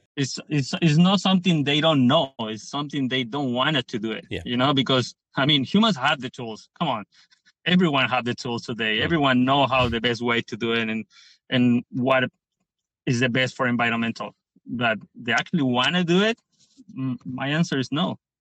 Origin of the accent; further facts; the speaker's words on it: Pichilemu, O'Higgins, Chile; I'm from Pichilemu, which is um, the place I more love.